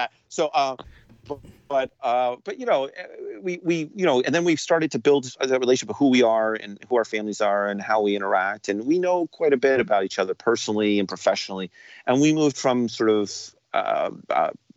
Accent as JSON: {"language": "English", "town": "New York City", "region": "New York", "country": "United States", "said": "I'm a New Yorker"}